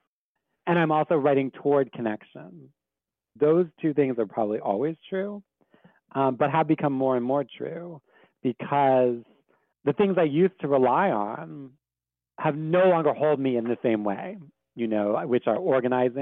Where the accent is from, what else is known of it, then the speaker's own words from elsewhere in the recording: Washington, District of Columbia, United States; I grew up in the South, you know what I mean? Like, D.C. is the South